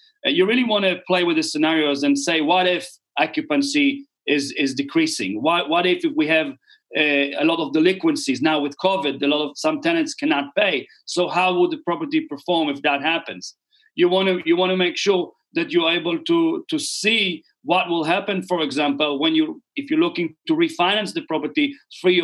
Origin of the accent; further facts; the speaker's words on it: Israel; moved away as an adult; now in New Zealand; I was born and raised in Israel.